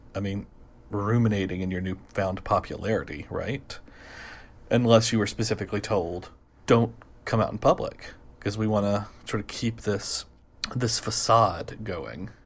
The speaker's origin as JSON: {"language": "English", "country": "United States", "also_born_or_lived": "Boston", "said": "I'm an American living in Boston"}